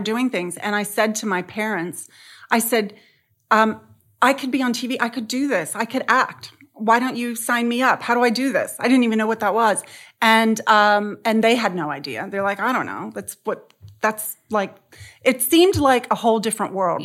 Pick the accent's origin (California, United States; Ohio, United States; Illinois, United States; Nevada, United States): California, United States; San Diego; I grew up in San Diego, um, in a very conservative family